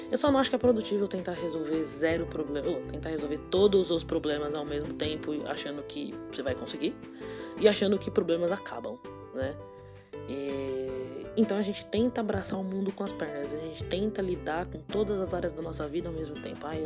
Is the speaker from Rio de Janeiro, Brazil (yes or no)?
no; São Paulo, Brazil; Vamos eu sou, sou paulista, eu moro aqui em São Paulo, capital.